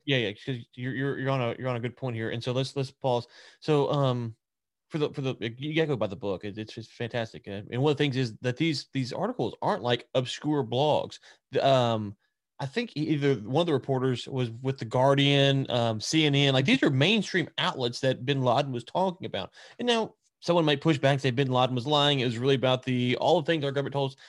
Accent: the South, United States; being a young neocon Republican growing up in the South

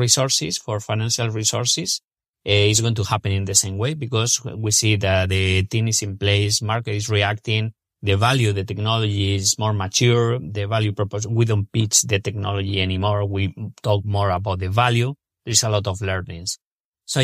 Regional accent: Spain; English is a second language; moved away as an adult; now in United States; Alberto Acedo, my co-founder and myself, we're originally from Spain and we decided to move to the States

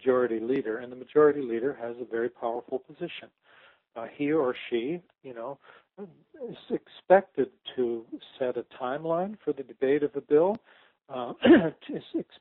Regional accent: Canada; I'm a Canadian

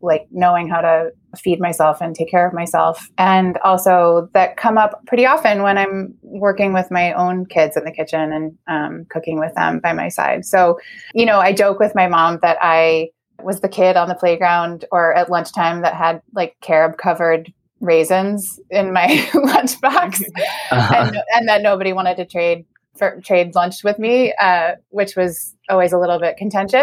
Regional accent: Grand Rapids, Michigan, United States; I grew up in Grand Rapids, Michigan.

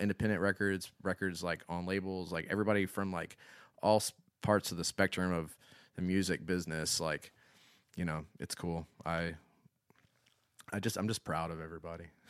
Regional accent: Florence, South Carolina, United States; I didn't grow up in Columbia. I didn't grow up in one of the th, three, you know, major cities. I grew up in Florence

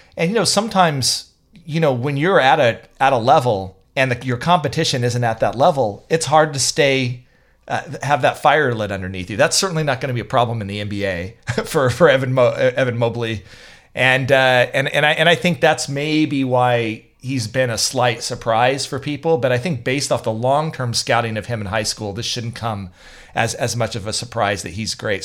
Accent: Raytown, Missouri, United States; also born or lived in Lee's Summit, Missouri; I was actually from Raytown, which is right next, right next door.

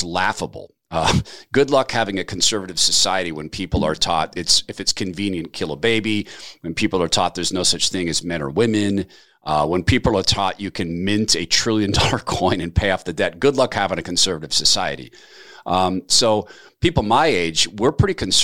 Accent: North Idaho, United States; also born or lived in Seattle, Washington; I live in North Idaho, but we came from Seattle, and this is my home. I grew up over here

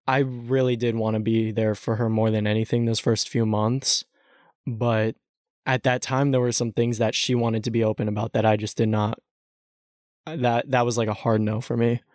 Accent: Texas, United States; growing up in Texas

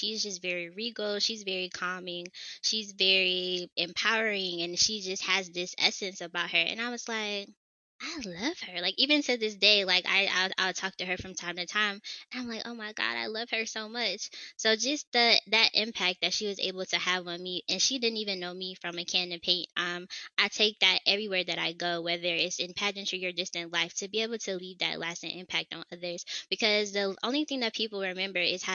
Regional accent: Atlanta, Georgia, United States; also born or lived in South Carolina; I am from Atlanta, Georgia

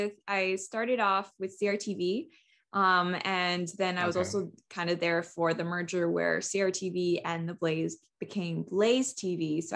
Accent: Canada; And so I'm one of those third culture kids that's pretty common with expat families. I am Canadian, but I've done very little of my schooling here.

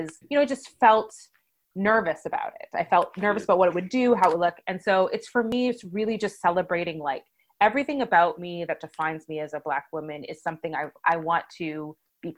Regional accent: Canada; I was truly Canadian

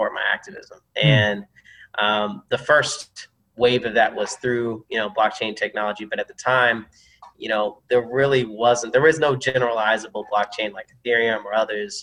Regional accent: Georgia, United States; I come from the South, from Georgia, and it's a place, even when you're young, you quickly, you know, come to know who you are

